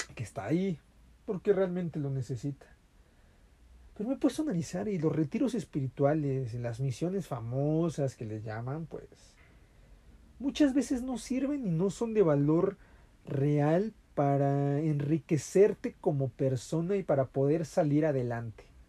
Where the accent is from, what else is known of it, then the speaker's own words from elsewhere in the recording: Mexico; aquí en mi, en mi país